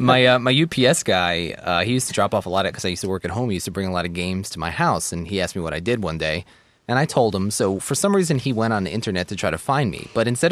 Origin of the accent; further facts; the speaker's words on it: Long Island, New York, United States; also born or lived in Baltimore; now in Boston, United States; I grew up on Long Island.